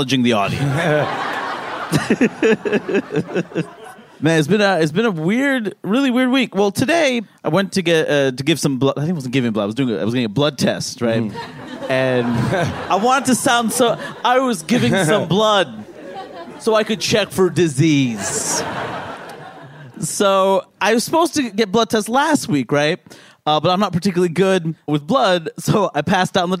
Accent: New York City, New York, United States; I grew up in Queens, too.

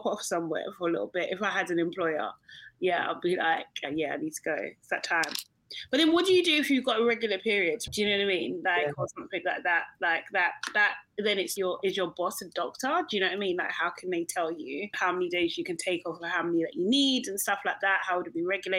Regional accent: London, United Kingdom; in Brixton, my hometown

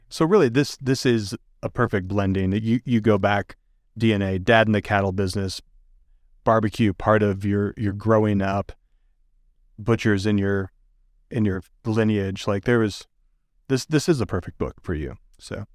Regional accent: Michigan, United States; moved away; I grew up in Michigan

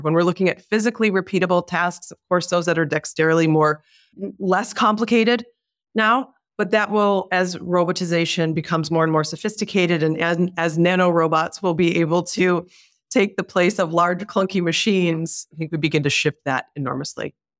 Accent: Detroit, Michigan, United States; I was born and raised in Detroit

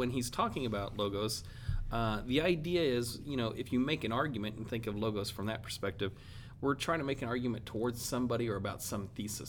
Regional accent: Arkansas, United States; I am from Arkansas

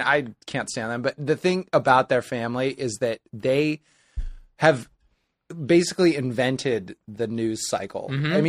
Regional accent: Nebraska, United States; moved away; I'm from Nebraska

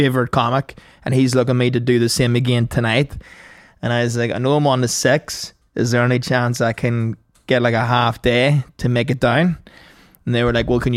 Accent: County Tyrone, Northern Ireland, United Kingdom; I'm from Tyrone, like County Tyrone.

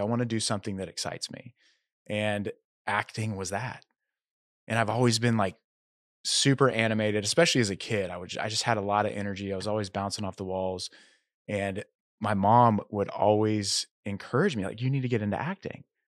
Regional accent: Tulsa, Oklahoma, United States; moved away as an adult; also born or lived in Arkansas / Los Angeles, California; now in Nashville, United States; I grew up in Tulsa, Oklahoma

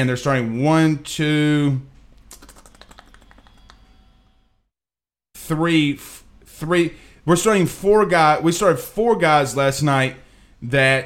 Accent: Franklinton, Louisiana, United States; I grew up in Franklinton.

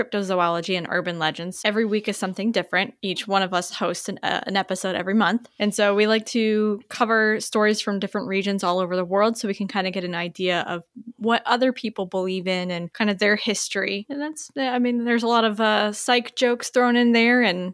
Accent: Erie, Pennsylvania, United States; that's my hometown

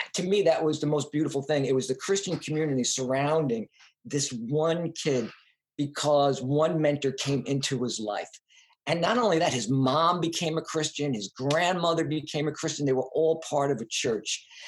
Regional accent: Long Island, New York, United States; also born or lived in Brooklyn, New York; I was from New York, from Long Island. I went to high school in Brooklyn, back when Brooklyn was Brooklyn

